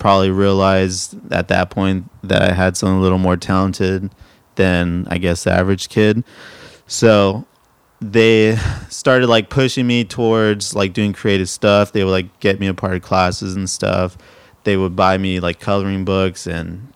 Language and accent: English; Pasadena, California, United States; moved away as an adult; also born or lived in San Diego; Born in San Diego, grew up in Southern California. I don't mean Orange County. I grew up in Pasadena and Eagle Rock